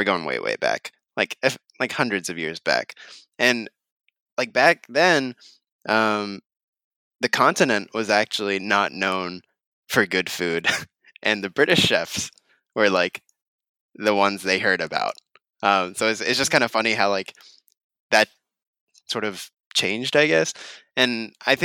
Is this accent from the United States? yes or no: yes; Texas, United States; now in Thai Town, Los Angeles, United States; I'm from Texas